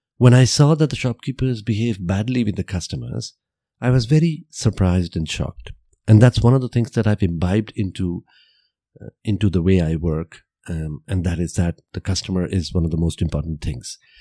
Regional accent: Vadodara, Gujarat, India; I was born and brought up in Gujarat, and I grew up there and I saw the people around there

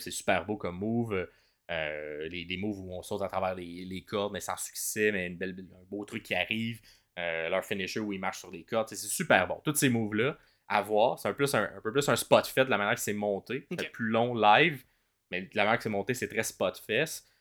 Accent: Ottawa, Ontario, Canada; moved away; je viens d'Ottawa à la base.

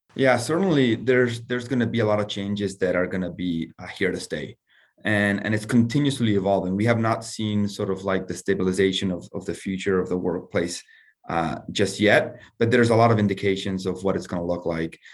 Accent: Argentina; moved away as an adult; also born or lived in United States; I'm originally from Argentina.

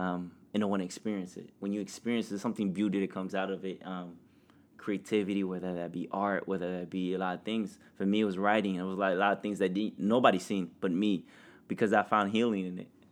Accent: Indiana, United States; growing up in Indiana with no other family

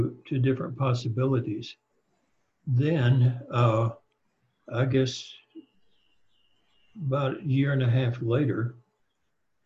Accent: Deep South, United States; I was raised in the Deep South

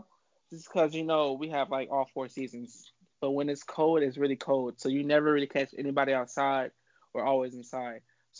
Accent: Milwaukee, Wisconsin, United States; now in Austin, United States; Born and raised in Milwaukee, Wisconsin.

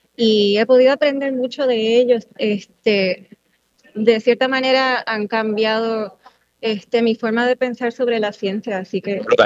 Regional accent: Puerto Rico; also born or lived in United States; Nací aquí en Puerto Rico, mis padres vienen de otros países, pero he vivido aquí casi toda mi vida

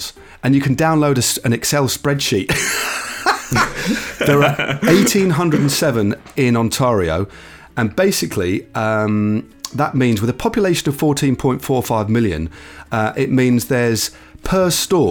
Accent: Derby, East Midlands, United Kingdom; my hometown of Derby

